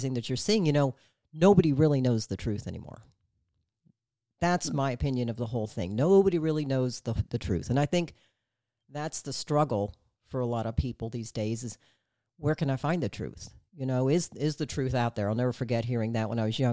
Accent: United States; as an American

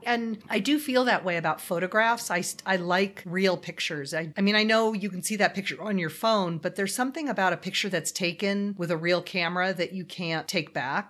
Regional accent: Los Angeles, California, United States; I grew up in the San Fernando Valley, which is like the Sahara Desert.

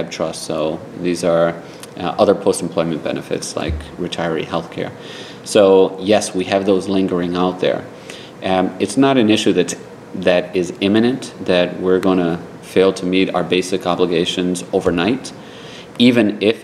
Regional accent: Providence, Rhode Island, United States; When I was growing up in Providence, our city wasn't known for being a safe city

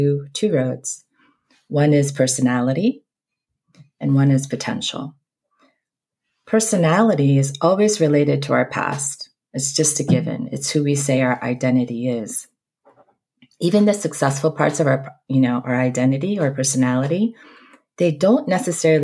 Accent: East Coast, United States; also born or lived in Seoul, South Korea; I'm originally from South Korea, born in Seoul. Grew up mostly on the East Coast, but lived all over this country

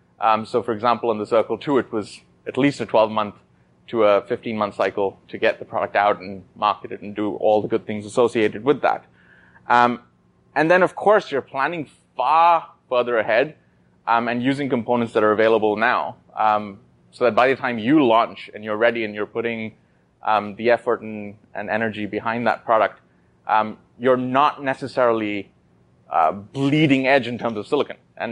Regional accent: Oman; also born or lived in Kashmir, India; I was born in India in the Himalayan ranges, specifically Kashmir. Immediately after, a month later, I was moved to the Middle East in Oman, where my family settled. That's where I did my schooling.

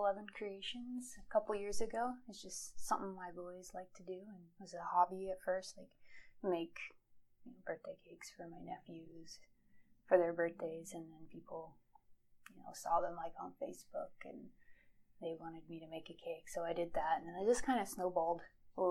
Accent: Gresham, Nebraska, United States; also born or lived in Lincoln, Nebraska; now in York, United States; I was born and raised practically in Gresham, but York obviously is not too far away from it

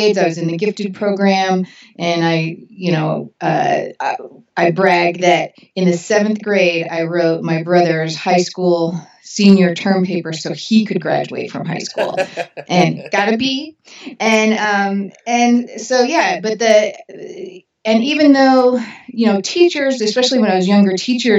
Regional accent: Orange County, Southern California, United States; I come from Southern California long before, you know, in Orange County specifically, long before it was the OC

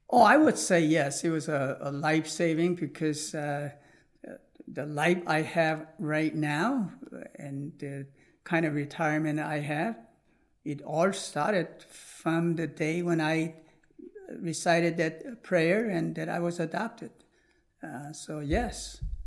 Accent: United States; also born or lived in South Korea; when I came into Christian orphanage and growing up in America, obviously I was taught a lot of Judeo-Christian principle

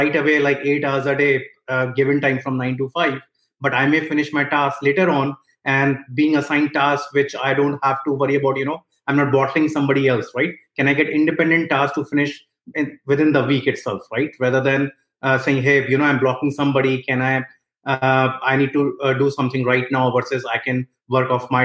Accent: India; moved away as an adult; now in United States; I was born and brought up in India. After I finished my bachelor's, I moved to United States

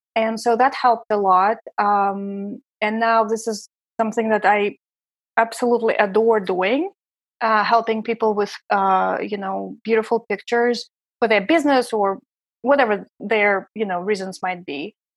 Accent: Saint Petersburg, Russia; English is a second language; moved away as an adult; also born or lived in Prague, Czech Republic / Vienna, Austria / San Francisco Bay Area, United States; now in New York City, United States; I'm from Russia. My husband is originally from Los Angeles, but we met in Saint Petersburg, my hometown

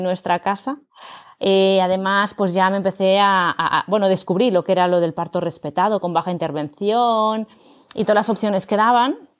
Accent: Barcelona, Catalonia, Spain; now in Madrid, Spain; yo vivo en Madrid, soy de Barcelona, pero vivo en Madrid

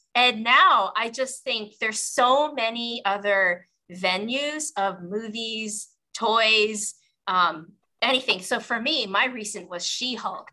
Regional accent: Western Canada, Canada; I grew up in the 80s in Western Canada

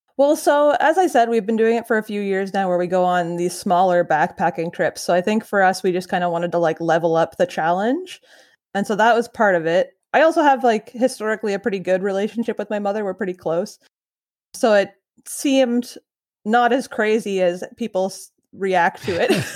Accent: Ottawa Valley, Ontario, Canada; now in Peterborough, Canada; I grew up kind of in the Ottawa Valley area, but I live in Peterborough now

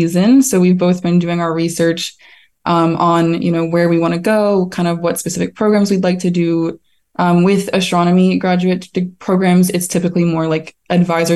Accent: Raleigh, North Carolina, United States; moved away as an adult; also born or lived in Bryn Mawr, Pennsylvania; now in Nantucket, United States; I was raised in Raleigh, North Carolina

